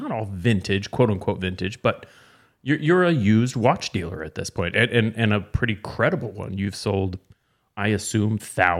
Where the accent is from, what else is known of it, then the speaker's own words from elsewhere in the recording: Portland, Oregon, United States; we both grew up in Portland.